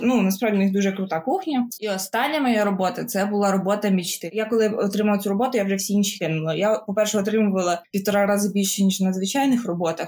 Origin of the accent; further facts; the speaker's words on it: Ukraine; студент, який приїхав з України